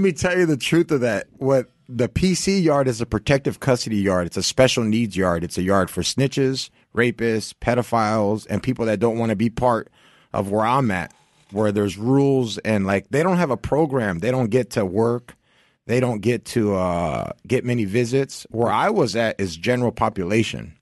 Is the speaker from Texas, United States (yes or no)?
no; Santa Ana, California, United States; also born or lived in Orange, California / Anaheim, California; I grew up in Orange County